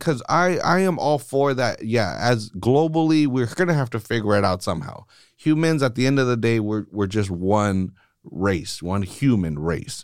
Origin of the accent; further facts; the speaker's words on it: United States; I was born here. I'm fucking American